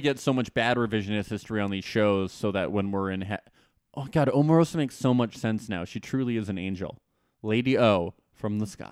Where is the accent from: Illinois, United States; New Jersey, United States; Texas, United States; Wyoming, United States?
New Jersey, United States; I am from New Jersey